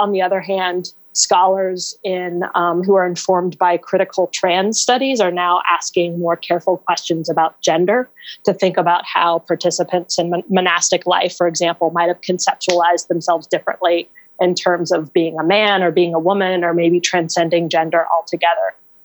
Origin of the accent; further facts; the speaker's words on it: Raleigh, North Carolina, United States; my hometown of Raleigh, North Carolina.